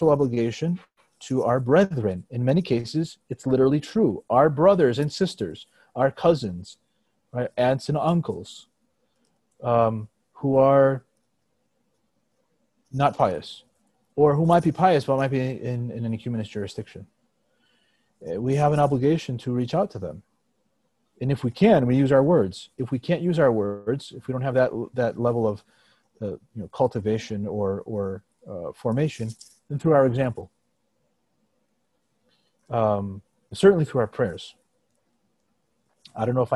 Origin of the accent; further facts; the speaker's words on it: United States; I was born in the United States, so my native land, but also my ancestral land in Greece.